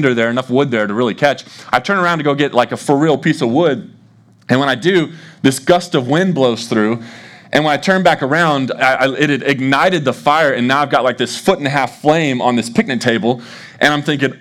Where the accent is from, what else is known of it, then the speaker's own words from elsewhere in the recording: Dallas, Texas, United States; moved away as an adult; also born or lived in Arkansas; now in Des Moines, United States; So I grew up in Dallas